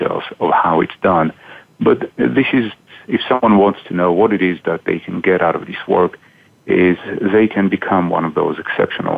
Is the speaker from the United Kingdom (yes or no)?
no; Israel; moved away as an adult; now in Boston, United States; I grew up in Israel